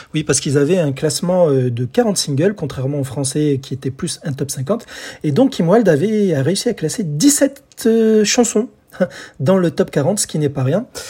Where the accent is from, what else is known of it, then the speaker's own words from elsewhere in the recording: France; chez nous en France